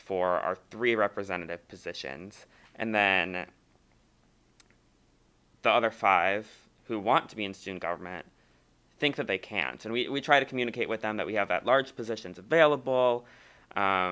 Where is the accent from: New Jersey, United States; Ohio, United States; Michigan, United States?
Ohio, United States; moved away as an adult; now in La Crosse, United States; I'm from Ohio, so I'm from pretty far away